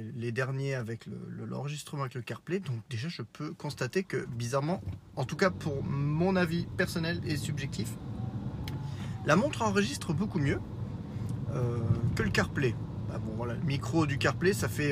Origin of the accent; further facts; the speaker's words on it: Lorraine, Grand Est, France; accent: Lorrain; mon accent lorrain un peu trop proéminent.